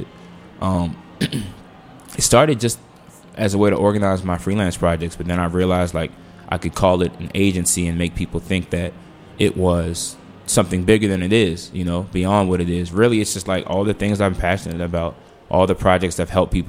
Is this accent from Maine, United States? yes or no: no; Washington, District of Columbia, United States; moved away; also born or lived in Los Angeles